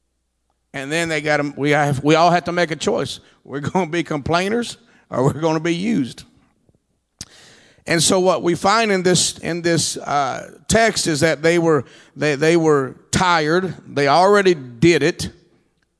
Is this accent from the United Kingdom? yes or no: no; Texas, United States; I'm from Texas.